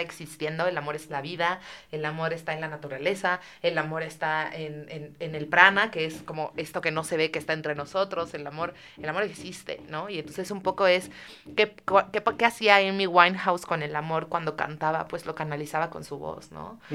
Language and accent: Spanish; Mexico; como mexicanos